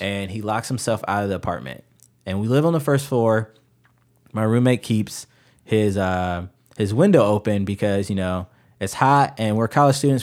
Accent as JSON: {"language": "English", "town": "Chicago", "region": "Illinois", "country": "United States", "tie": "born or raised there", "moved": "yes", "lives_now": "Ohio, United States", "said": "I grew up in Chicago"}